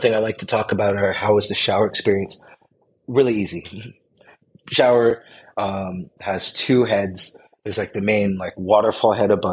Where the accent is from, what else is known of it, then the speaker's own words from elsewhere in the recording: the Bay Area, California, United States; I come from the Bay where I don't always attempt to drink the tap